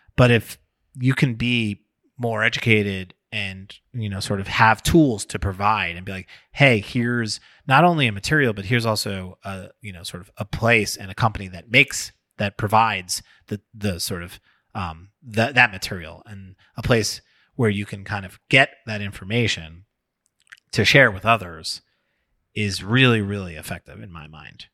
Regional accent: New York, United States; I'm from New York.

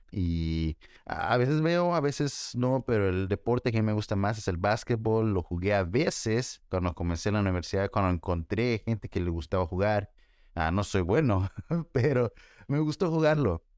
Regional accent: El Salvador; yo soy salvadoreño

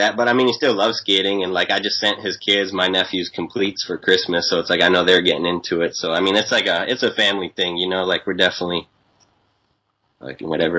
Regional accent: Waltham, Massachusetts, United States; now in San Diego, United States; I was born in Waltham

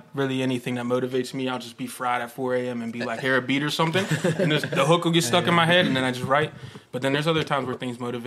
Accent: McKeesport, Pennsylvania, United States; I'm from McKeesport.

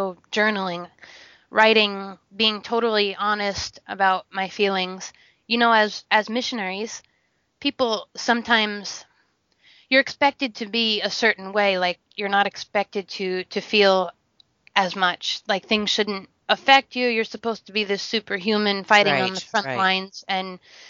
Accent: United States; moved away; also born or lived in South Sudan; as an American or as someone who's westernized

